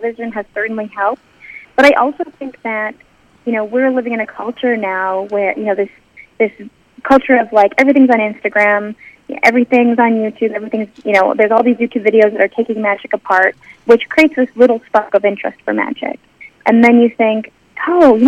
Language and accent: English; Calgary, Alberta, Canada; I was growing up in Calgary, Alberta